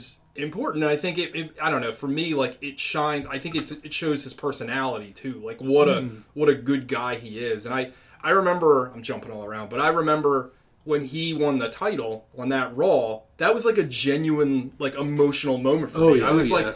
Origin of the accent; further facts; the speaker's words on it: United States; I grew up in the sticks, I grew up in Carroll County mostly